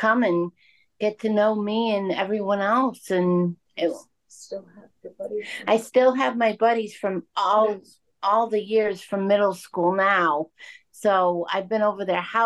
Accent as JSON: {"language": "English", "town": "Worcester", "region": "Massachusetts", "country": "United States", "tie": "born or raised there", "also_born_or_lived": "Berkshire Hills, Massachusetts / Cape Cod, Massachusetts", "said": "I was born in Worcester, Massachusetts at a very wonderful hospital. And now I currently live at the home that I've been living at since I was born"}